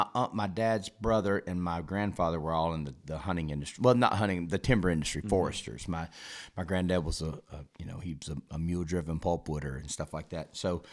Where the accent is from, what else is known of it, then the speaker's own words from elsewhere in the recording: Opelika, Alabama, United States; I am indeed from Alabama. Yep. Yeah. Born and raised, still live there.